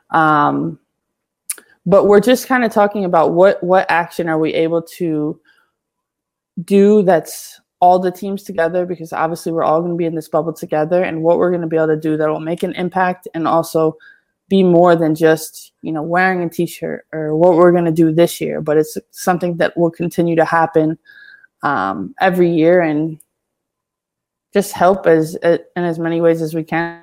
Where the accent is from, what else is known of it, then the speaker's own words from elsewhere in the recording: Syracuse, New York, United States; I'm originally from Syracuse, New York